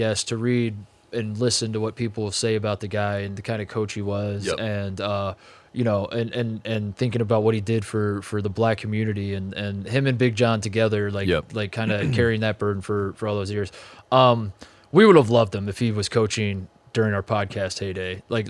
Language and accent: English; Indiana, United States; growing up in Indiana